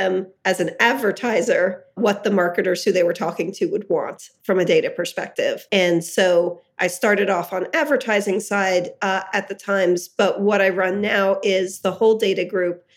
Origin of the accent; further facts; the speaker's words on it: Hershey, Pennsylvania, United States; I grew up in Hershey, Pennsylvania